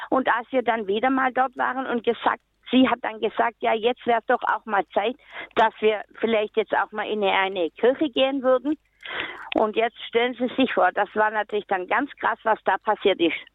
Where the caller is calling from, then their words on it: Nuremberg, Bavaria, Germany; Ja, ich komme aus Nürnberg und möchte gerne zwei Erfahrungsberichte aus meinem eigenen Leben sagen.